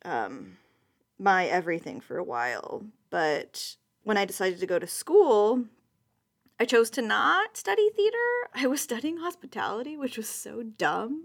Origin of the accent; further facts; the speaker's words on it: San Diego, California, United States; I grew up in San Diego